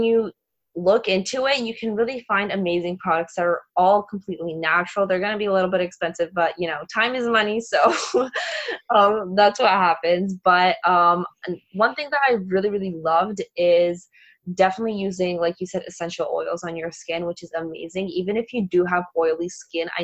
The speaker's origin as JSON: {"language": "English", "country": "Poland", "said": "I'm actually Polish, so I'm from Poland. I live in Poland"}